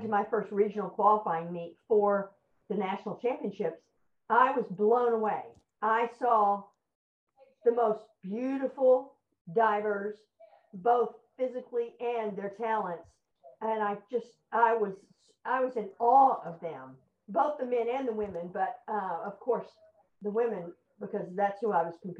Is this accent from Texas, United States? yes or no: yes; Houston, Texas, United States; I grew up in Houston